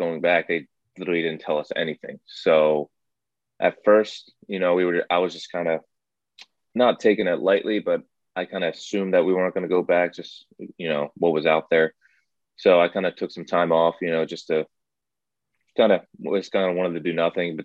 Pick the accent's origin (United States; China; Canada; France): United States; New Jersey; I'm from New Jersey